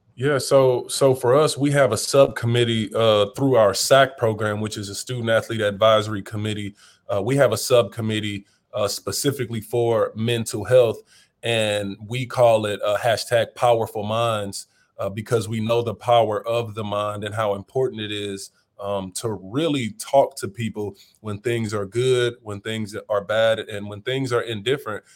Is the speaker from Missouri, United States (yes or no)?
yes; St. Louis, Missouri, United States; also born or lived in Wentzville, Missouri; now in New Orleans, United States; growing up in Saint Louis, uh, humble beginnings